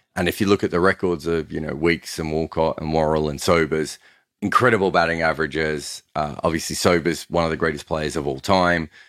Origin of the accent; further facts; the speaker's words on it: Australia; I grew up in Australia when one day cricket had much better crowds